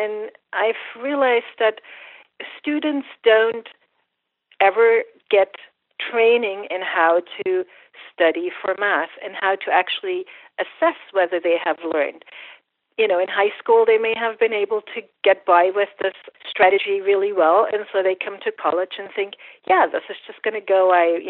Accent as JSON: {"language": "English", "country": "Germany", "tie": "born or raised there", "second_language": "English", "said": "And it was different from here in the sense that math culturally is just much more important, and everybody's expected to learn math."}